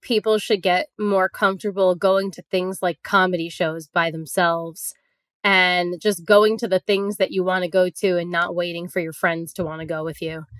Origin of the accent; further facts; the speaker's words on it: Long Island, New York, United States; I grew up on Long Island